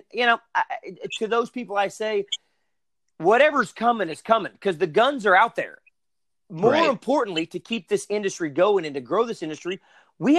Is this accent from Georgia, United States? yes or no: no; Arkansas, United States; I'm from Arkansas, grew up shooting